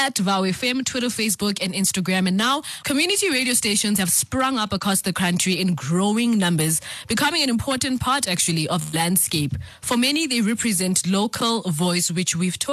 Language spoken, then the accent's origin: English; Soweto, Gauteng, South Africa; first language Zulu; English is a second language; I grew up in Soweto